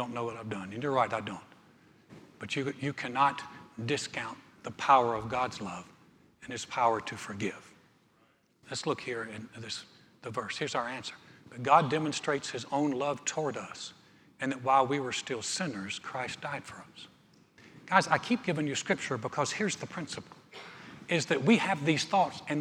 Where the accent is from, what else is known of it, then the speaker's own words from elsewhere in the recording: Greensboro, North Carolina, United States; moved away as an adult; now in Texas, United States; I started a church in my hometown in Greensboro, North Carolina